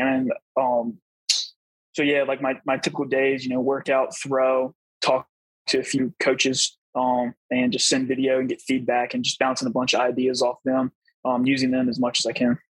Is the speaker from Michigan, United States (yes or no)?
no; Virginia, United States; I grew up in Virginia